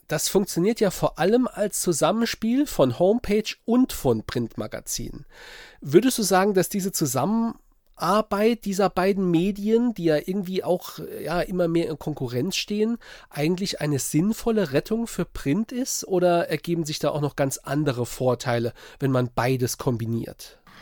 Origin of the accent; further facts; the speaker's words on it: Saarpfalz-Kreis, Saarland, Germany; Ich als Saarländer, ich komme aus dem Saar-Pfalz-Kreis, also äh, lebe und bin auch dort aufgewachsen